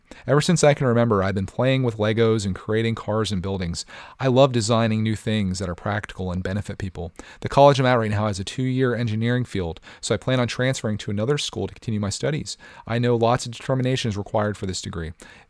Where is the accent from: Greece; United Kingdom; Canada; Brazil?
United Kingdom; England; now in Thailand; So for the past 2 years, I've been living in Thailand. However, I'm from England.